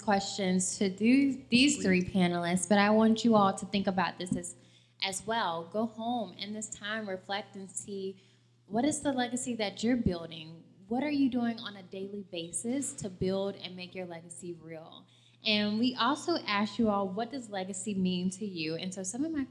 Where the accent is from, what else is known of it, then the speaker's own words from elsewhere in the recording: Atlanta, Georgia, United States; I grew up in Atlanta